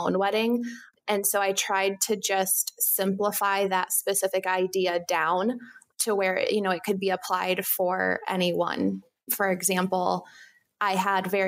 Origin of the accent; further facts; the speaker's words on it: Wisconsin, United States; I'm from Wisconsin